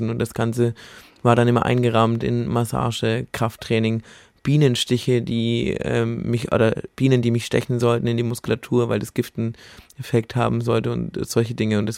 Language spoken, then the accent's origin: German; Bamberg, Bavaria, Germany; Und dann habe ich mich in meiner Heimatstadt in Bamberg drum gekümmert, bin da an die Uni gegangen.